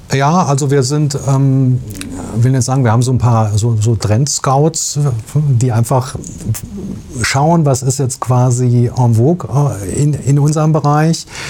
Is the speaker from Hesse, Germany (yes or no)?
yes; Biedenkopf, Hesse, Germany; ich komme aus Biedenkopf und bin einfach ja, man sagt ein Hinterländer